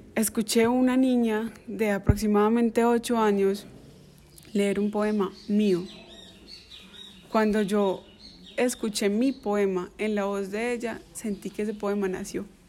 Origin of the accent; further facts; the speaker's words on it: Entrerríos, Antioquia, Colombia; mi pueblo